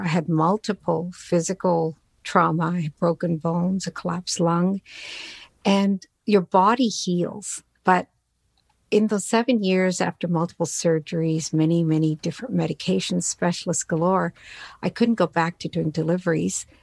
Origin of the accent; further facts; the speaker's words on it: Newfoundland and Labrador, Canada; English is a second language; I immigrated here with my family to Newfoundland on the east coast of Canada back in 1967.